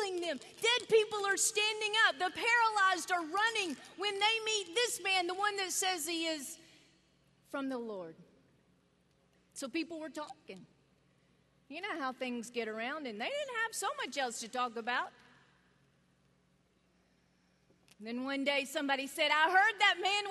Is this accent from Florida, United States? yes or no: no; North Carolina, United States; I was born in North Carolina